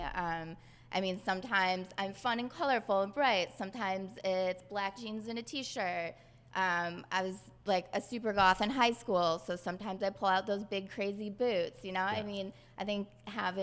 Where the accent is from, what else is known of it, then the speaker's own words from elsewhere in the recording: Detroit, Michigan, United States; I'm from Detroit, Michigan.